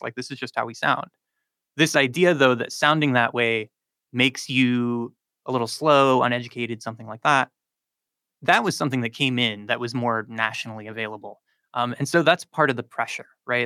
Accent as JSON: {"language": "English", "town": "Charlotte", "region": "North Carolina", "country": "United States", "said": "I'm from South Charlotte"}